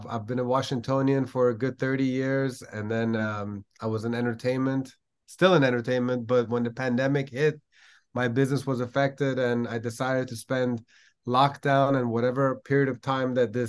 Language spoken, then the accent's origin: English; Iran; I just felt like the one common denominator between millions of Iranians like me were the fact that we're English speaking